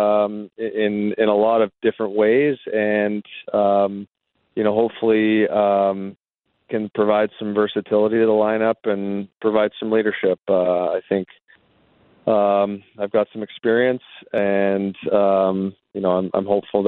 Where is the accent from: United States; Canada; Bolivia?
Canada; I grew up in Canada